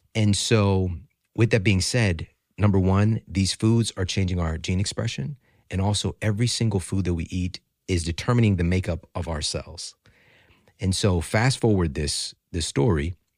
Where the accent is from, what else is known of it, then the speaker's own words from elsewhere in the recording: Ferguson, Missouri, United States; also born or lived in St. Louis; I'm from Ferguson, Missouri